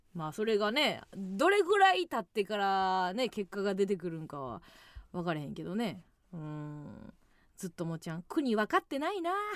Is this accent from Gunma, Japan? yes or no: no; Kansai, Osaka, Japan; 地元大阪関西